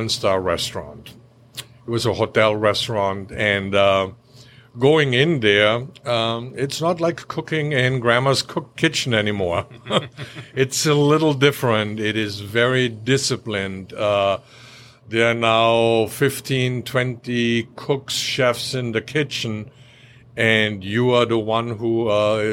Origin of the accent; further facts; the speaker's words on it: Austria; also born or lived in Orlando; now in North Carolina, United States; I grew up in a very small village in Austria